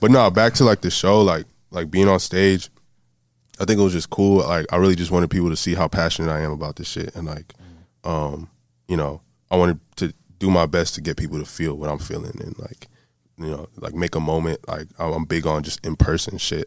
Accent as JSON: {"language": "English", "area": "Broward County", "region": "South Florida", "country": "United States", "tie": "born or raised there", "also_born_or_lived": "Miami", "said": "I'm from South Florida, uh, born in Miami, raised in Broward County"}